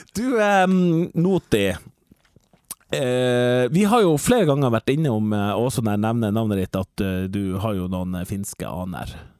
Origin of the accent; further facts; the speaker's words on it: Northern Norway, Norway; En stor del av min identitet at jeg føler at jeg er veldig nordnorsk